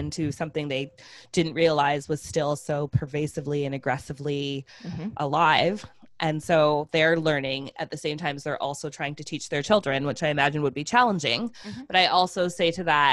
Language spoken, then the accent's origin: English; Canada; I was born in Canada